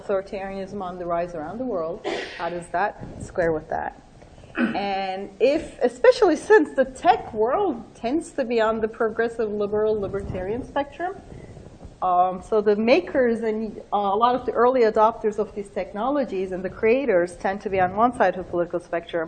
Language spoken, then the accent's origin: English; Turkey; moved away; I'm originally from Turkey. I grew up there.